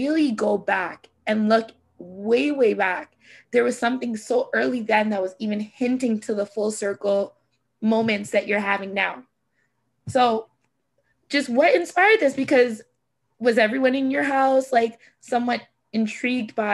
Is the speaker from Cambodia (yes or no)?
no; Canada; my family background is like Jamaican. I am Canadian